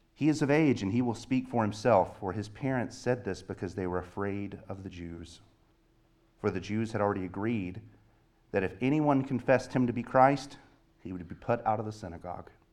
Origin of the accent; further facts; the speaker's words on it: the South, United States; moved away; I grew up in the South